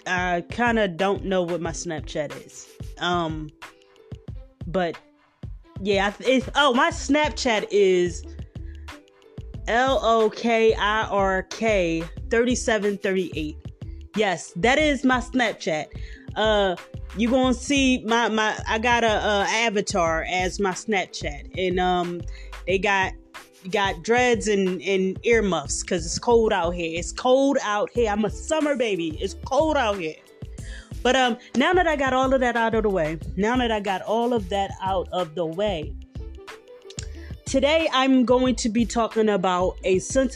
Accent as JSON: {"language": "English", "town": "Philadelphia", "region": "Pennsylvania", "country": "United States", "tie": "born or raised there", "said": "I am from Philly. Philly born and raised"}